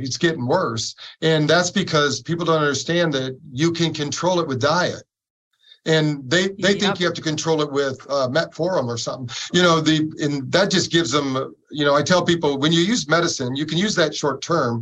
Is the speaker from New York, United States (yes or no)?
no; Battle Creek, Michigan, United States; We grew up in Battle Creek, Michigan